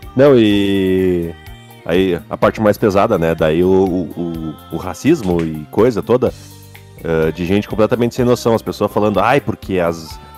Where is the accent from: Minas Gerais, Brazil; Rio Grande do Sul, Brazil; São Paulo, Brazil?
Rio Grande do Sul, Brazil